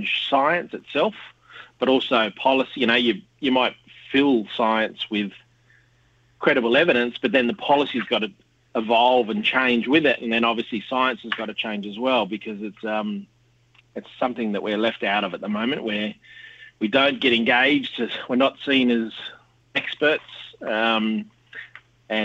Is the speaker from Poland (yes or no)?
no; Sydney, New South Wales, Australia; moved away as an adult; now in Canberra, Australia; born and bred in Western Sydney and now live in Canberra on Ngunnawal country